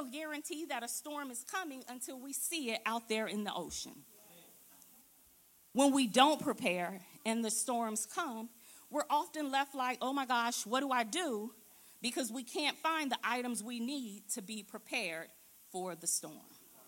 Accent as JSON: {"language": "English", "region": "Florida", "country": "United States", "also_born_or_lived": "South Philadelphia", "moved": "as an adult", "lives_now": "Philadelphia, United States", "said": "I am from Florida"}